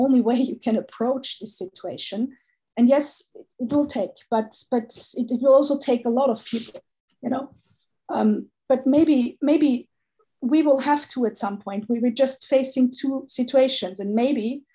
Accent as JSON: {"language": "English", "country": "Austria", "tie": "born or raised there", "said": "I was born in Austria, but I've never felt like an Austrian"}